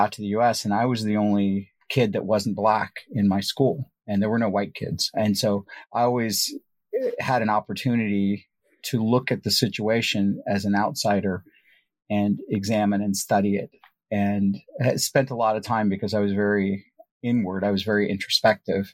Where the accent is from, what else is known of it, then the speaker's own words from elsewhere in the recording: St. Louis, Missouri, United States; also born or lived in Punjab, India; I grew up in India. I moved to the United States when I was about 9 years old. And when we moved to the U.S., I grew up in the urban downtown St. Louis area